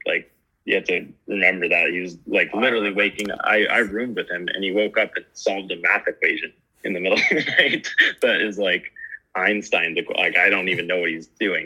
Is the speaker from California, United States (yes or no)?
yes; Truckee, California, United States; moved away as an adult; now in Canada; I actually grew up in California, in uh, in Truckee